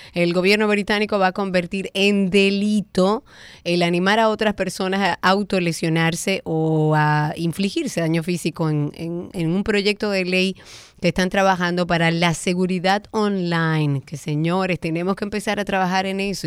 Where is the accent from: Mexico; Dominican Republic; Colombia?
Dominican Republic; nosotros como dominicanos